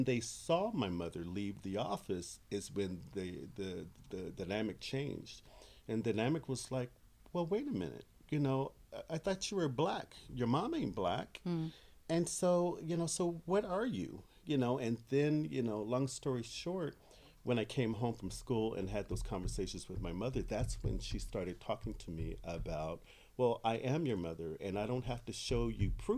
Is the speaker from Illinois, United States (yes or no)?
no; Sacramento, California, United States; I'm born and raised in Sacramento.